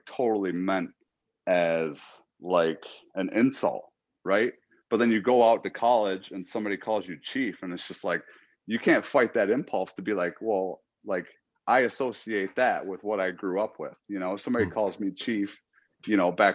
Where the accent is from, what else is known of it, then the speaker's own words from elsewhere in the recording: Allegheny territory, Seneca Nation, New York, United States; I'm from the Allegheny territory, Seneca Nation.